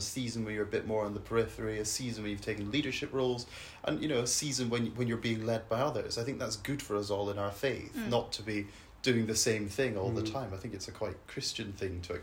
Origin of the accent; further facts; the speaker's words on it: Edinburgh, Scotland, United Kingdom; I grew up in Scotland, in Edinburgh